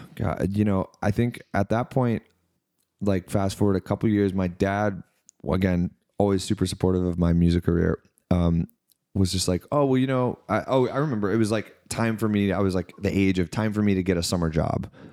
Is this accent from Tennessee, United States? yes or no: yes; Knoxville, Tennessee, United States; also born or lived in Florida / Mississippi; I grew up in Knoxville, Tennessee, so, like, east of Nashville